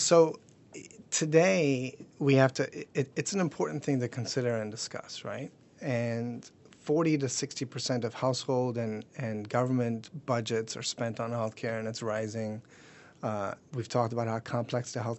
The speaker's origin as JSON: {"language": "English", "country": "Germany", "tie": "born or raised there", "moved": "yes", "lives_now": "United States", "said": "I was born and raised in Germany. Mom's German"}